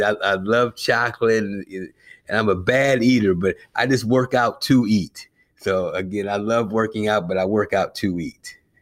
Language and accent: English; Clinton, Iowa, United States; also born or lived in Eugene, Oregon; now in Chicago, United States; growing up in Clinton, Iowa